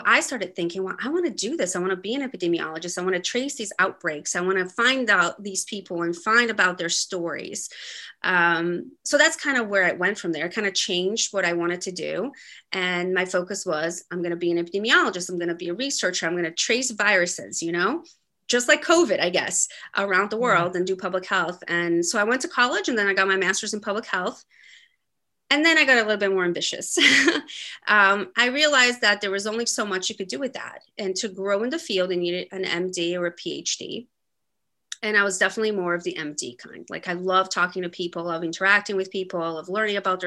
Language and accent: English; Brazil; moved away; I was born in Brazil and grew up there